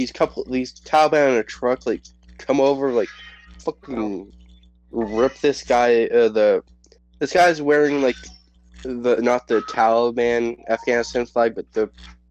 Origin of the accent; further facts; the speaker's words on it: United States; I'm an American citizen